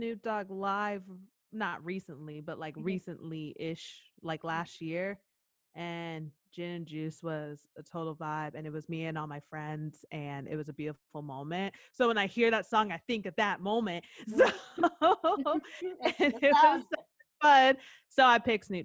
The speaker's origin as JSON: {"language": "English", "region": "East Coast", "country": "United States", "said": "I'm from the East Coast"}